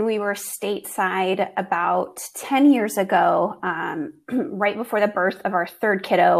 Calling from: Germany; moved away; also born or lived in Washington State, United States / Texas, United States; I am calling all the way from Germany. My husband and I, our family here, he's a military medical physician. And so we are stationed here in Germany.

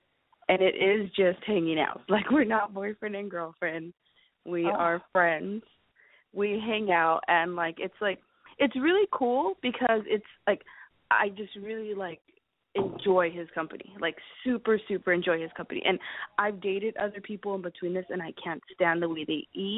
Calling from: Los Angeles, California, United States; I'm calling from Los Angeles, and I am 20. I'll be 29 next week. I'm 29.

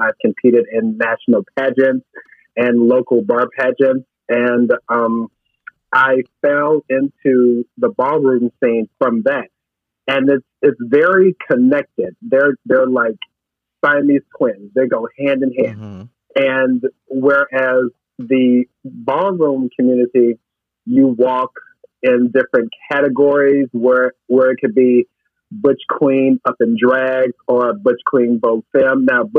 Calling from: Chicago, Illinois, United States; I am in my kitchen, got some chili in the crock pot, and I am calling from South Loop.

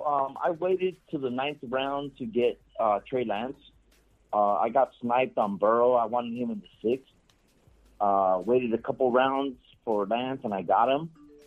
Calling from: Los Angeles, California, United States; Los Angeles.

